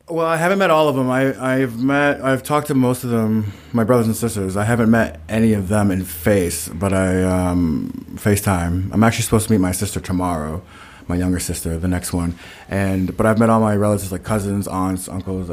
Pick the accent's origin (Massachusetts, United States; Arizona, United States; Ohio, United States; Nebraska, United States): Massachusetts, United States; Stoughton; I was in Brockton because I'm from Stoughton